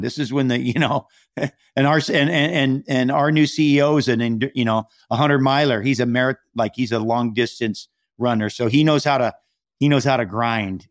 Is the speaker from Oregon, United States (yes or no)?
no; Hawaii, United States; now in Malibu, United States; I'm from Hawaii, and so we have a home there